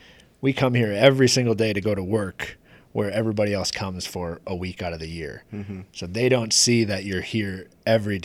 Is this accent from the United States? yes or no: yes; Pequot Lakes, Minnesota, United States; growing up in Pequot